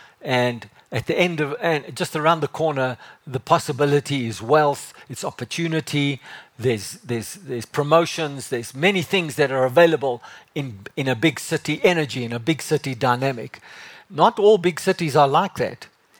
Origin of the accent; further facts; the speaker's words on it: Johannesburg, Gauteng, South Africa; moved away as an adult; also born or lived in Cape Town; when I came from Joburg and I moved down there, I was 22 years old. And it was like, I love Joburg. I love the drive of Joburg.